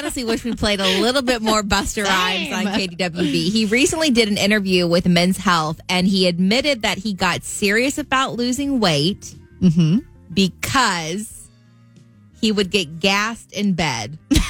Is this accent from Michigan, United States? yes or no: no; Southern Indiana, United States; my family, I think I'm from Southern Indiana.